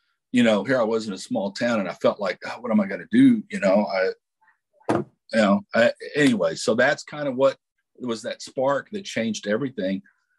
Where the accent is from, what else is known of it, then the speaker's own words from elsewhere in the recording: Texas, United States; Well, I am from South Texas. I grew up in a small town about 45 minutes south of San Antonio, and we were exactly 100 miles from Laredo.